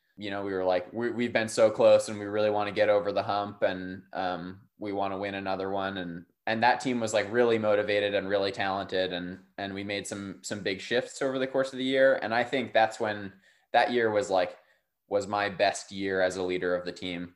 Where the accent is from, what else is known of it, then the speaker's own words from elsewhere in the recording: Durham, North Carolina, United States; I grew up in Durham, North Carolina